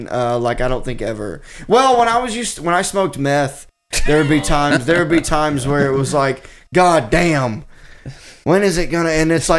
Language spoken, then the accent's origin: English; Arkansas, United States; also born or lived in Boston